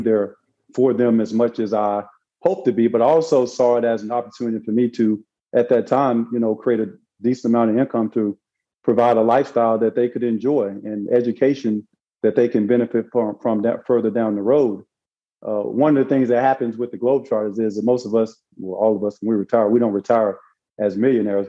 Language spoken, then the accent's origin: English; Arkansas, United States; moved away as an adult; now in Florida, United States; I ended up working in the summertime raising fish in Arkansas